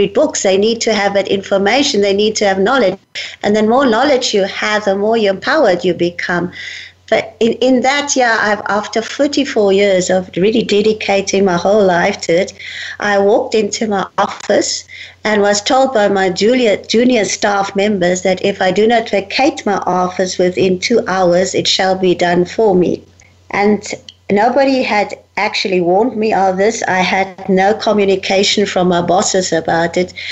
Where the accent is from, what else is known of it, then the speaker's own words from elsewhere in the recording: South Africa; Well, I'm born in Africa, in South Africa, and I'm born from a fifth generation German family. My family came out from Germany, from Hanover in Germany, in 1854 um, to bring out the mission to South Africa.